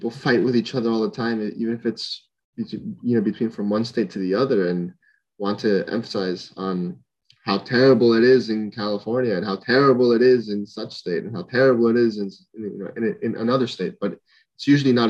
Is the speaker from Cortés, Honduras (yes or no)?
yes; San Pedro Sula, Cortés, Honduras; moved away as an adult; now in San Francisco, United States; We're all, born and raised in Honduras